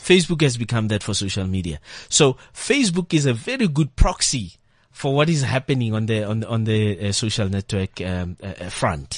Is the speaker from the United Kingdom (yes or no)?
no; South Africa